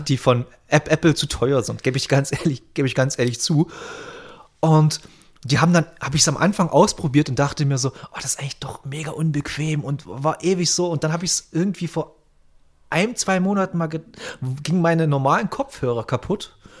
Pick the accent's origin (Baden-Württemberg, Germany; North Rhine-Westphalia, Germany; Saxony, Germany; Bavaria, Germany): Saxony, Germany; Bautzen; Ich komme ja aus Bautzen, falls ihr das was sagt, in der Nähe von Dresden.